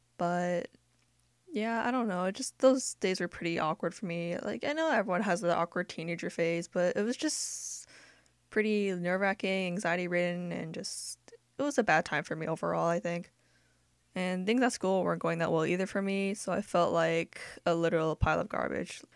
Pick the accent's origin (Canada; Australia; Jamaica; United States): United States; I grew up in America and I'm accustomed to American culture because we're in America